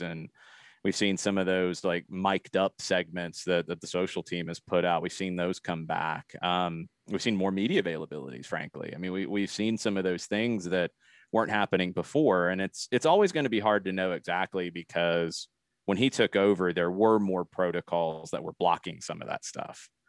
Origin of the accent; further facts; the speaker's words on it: Atlanta, Georgia, United States; I grew up playing in the Atlanta area.